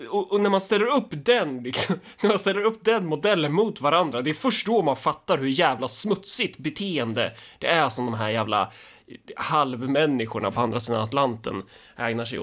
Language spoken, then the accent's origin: Swedish; Sweden; Ja, Alltså det smutsigaste man, man som svensk kan, kan komma på är väl egentligen sån här typisk eh, sån här dansk